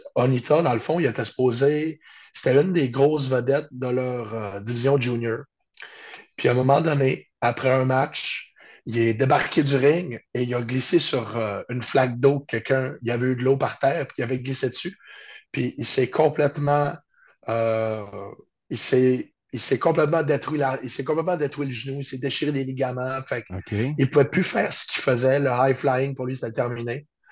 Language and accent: French; Chicoutimi, Quebec, Canada; Je suis de Chicoutimi au Saguenay-Lac-Saint-Jean.